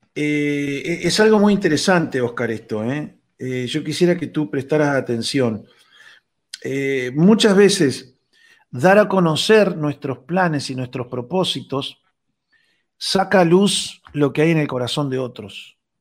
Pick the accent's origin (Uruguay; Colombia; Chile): Uruguay; Rocha; mi pueblo, en Rocha